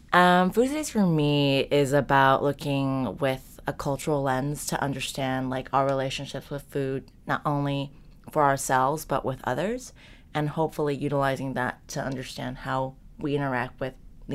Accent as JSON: {"language": "English", "region": "Southern California", "country": "United States", "moved": "as an adult", "lives_now": "New York, United States", "said": "I am tonight's co-host. I'm currently a senior at NYU, and I'm from Southern California"}